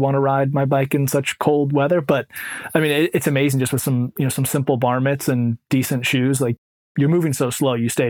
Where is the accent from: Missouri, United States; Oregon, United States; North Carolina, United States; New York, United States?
Oregon, United States; Bend; moved away as an adult; now in Vermont, United States; I grew up in Bend, Oregon